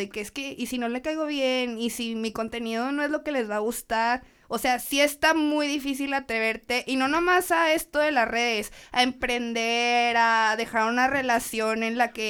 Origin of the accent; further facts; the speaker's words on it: Torreón, Coahuila, Mexico; moved away as an adult; now in Monterrey, Mexico; Ok, yo soy de Torreón, Coahuila, lagunera. Sí, por siempre.